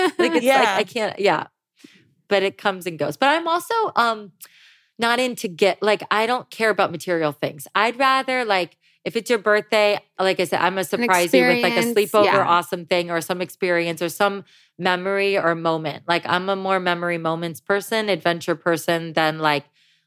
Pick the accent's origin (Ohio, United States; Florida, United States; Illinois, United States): Ohio, United States; now in Los Angeles, United States; I grew up in Ohio